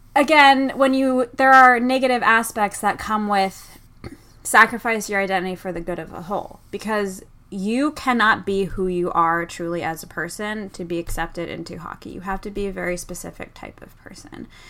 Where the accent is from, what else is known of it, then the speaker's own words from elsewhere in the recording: Boston, Massachusetts, United States; I'm from Boston